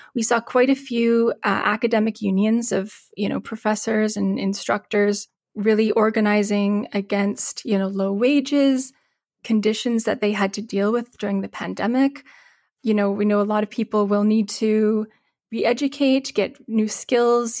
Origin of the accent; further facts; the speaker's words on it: Calgary, Alberta, Canada; now in Winnipeg, Canada; I grew up in Calgary before I moved to Winnipeg